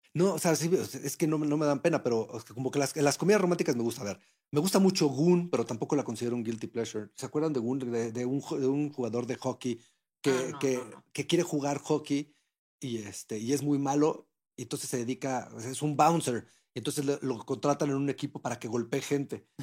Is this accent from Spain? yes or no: no; Mexico; lo que somos como mexicanos